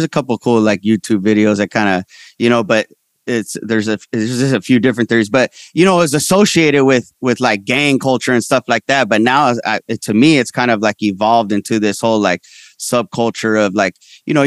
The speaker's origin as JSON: {"language": "English", "area": "Ventura County", "region": "California", "country": "United States", "tie": "born or raised there", "also_born_or_lived": "San Fernando, California", "said": "I was born in San Fernando. We lived there when I was young, but I mostly grew up in Ventura County, which is like an hour north."}